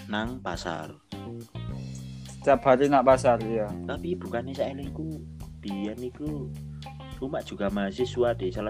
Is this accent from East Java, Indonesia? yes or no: yes; Malang, East Java, Indonesia; di daerahku itu ono sedikit boso Jawa cuma eh kita ada sedikit perbedaan